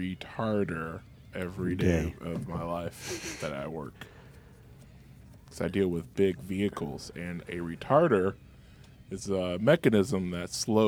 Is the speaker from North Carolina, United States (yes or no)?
no; Bedford Heights, Ohio, United States; I grew up around Flowerama, so that's just, it brings me back home.